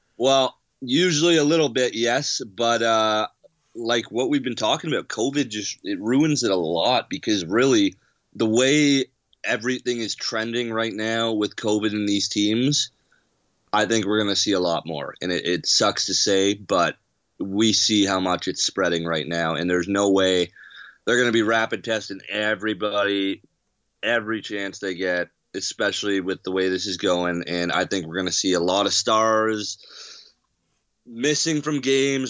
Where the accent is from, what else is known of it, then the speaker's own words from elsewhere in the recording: Canada; as a Canadian